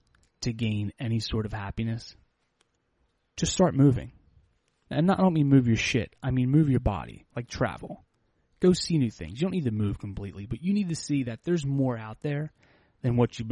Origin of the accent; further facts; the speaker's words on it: Delaware County, outside Philadelphia, Pennsylvania, United States; a small town right outside of Philadelphia